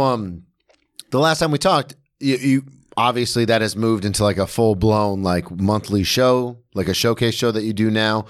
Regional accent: Florida, United States; I grew up in Florida.

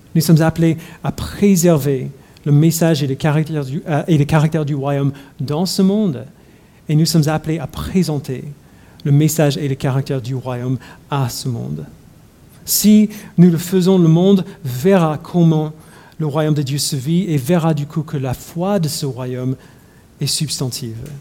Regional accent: United States; moved away; j'ai grandi aux États-Unis

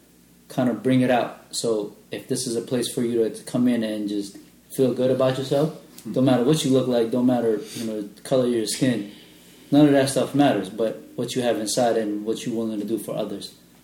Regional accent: Philippines; You know, I'm Filipino.

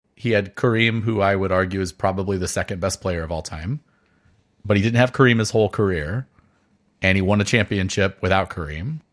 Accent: Quincy, Illinois, United States; the, uh, high school in my hometown in Quincy, Illinois

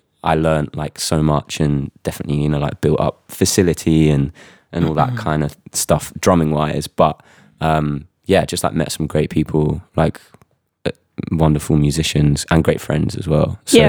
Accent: United Kingdom; also born or lived in Manchester; I'm from just north of London, actually.

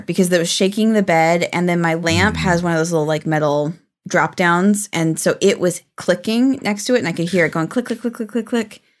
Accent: Pacific Northwest, United States; It's not fun. I'm from the Pacific Northwest.

